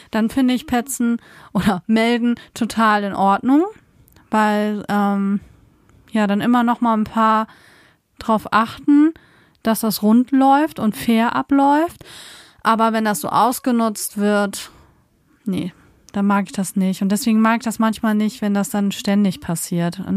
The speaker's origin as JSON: {"language": "German", "country": "Germany", "said": "so sind wir als Deutsche eher Platzwart zu spielen."}